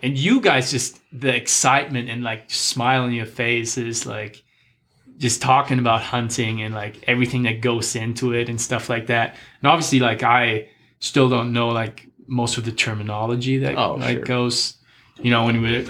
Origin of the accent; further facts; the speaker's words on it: Germany; I mean, the way I grew up, like I grew up just around sports, like doing sports my whole life pretty much.